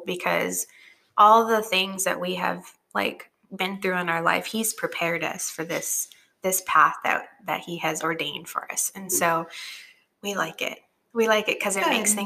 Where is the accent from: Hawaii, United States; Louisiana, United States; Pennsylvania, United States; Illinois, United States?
Hawaii, United States; also born or lived in West Texas; now in Alabama, United States; I'm from Hawaii.